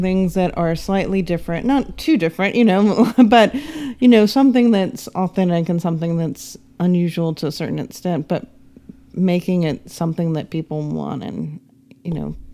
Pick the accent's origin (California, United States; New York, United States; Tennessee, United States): Tennessee, United States; Nashville; grew up in Nashville whose parents don't have anything to do with music.